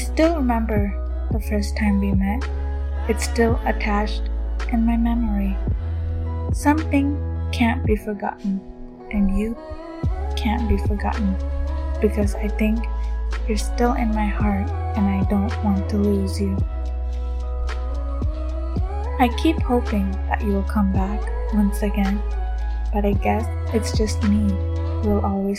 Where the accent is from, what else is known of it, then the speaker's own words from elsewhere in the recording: Coimbatore, Tamil Nadu, India; now in United States; I'm from Tamil Nadu, Coimbatore, but currently living in the United States